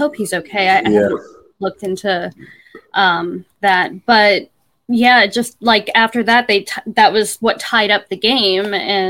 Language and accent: English; Tampa, Florida, United States; now in Seattle, United States; I grew up in Tampa, right?